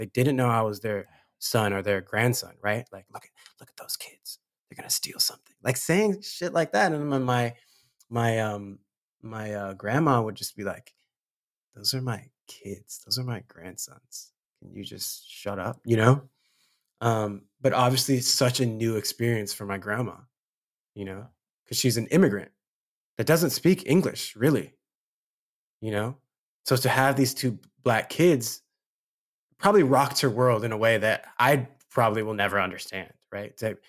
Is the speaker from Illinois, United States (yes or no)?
no; Ladera Heights, California, United States; we moved around kind of a lot and then settled pretty much, you know, the beginning of my formative years to when I left for college. We were first in Ladera Heights